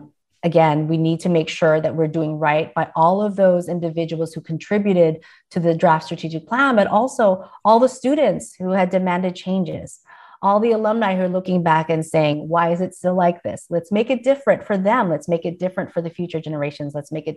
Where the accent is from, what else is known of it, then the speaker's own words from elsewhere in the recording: Philippines; However, in my office, I hang a painting that my brother got for me from the Philippines. I am Filipina and I'm very proud of that identity.